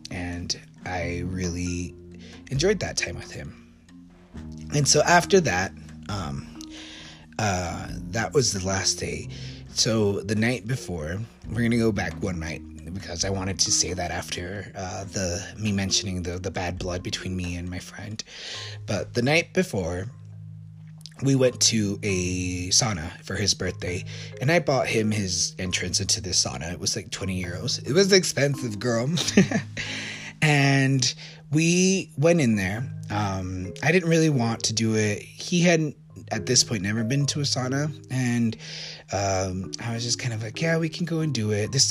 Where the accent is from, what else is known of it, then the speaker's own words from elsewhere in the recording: Maracaibo, Zulia, Venezuela; born there; I mean, I was born in Maracaibo, and they're both cities in Venezuela.